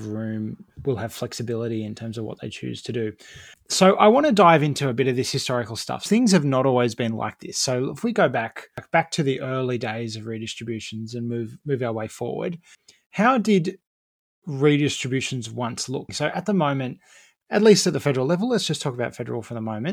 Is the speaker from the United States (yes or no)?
no; Campbelltown, New South Wales, Australia; I grew up in Campbelltown in the southwest of Sydney.